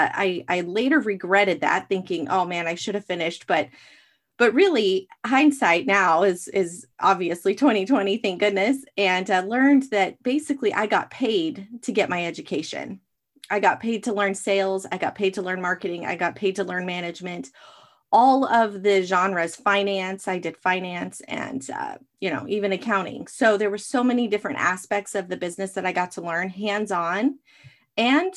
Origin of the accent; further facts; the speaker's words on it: Arizona, United States; I was born and raised in Arizona